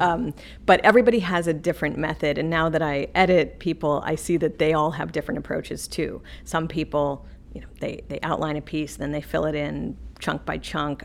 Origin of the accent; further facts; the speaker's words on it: the West, United States; I grew up out west